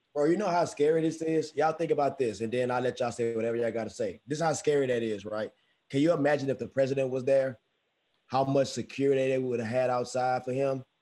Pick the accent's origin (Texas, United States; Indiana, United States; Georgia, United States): Texas, United States; Houston; I'm from Houston. I'm from Houston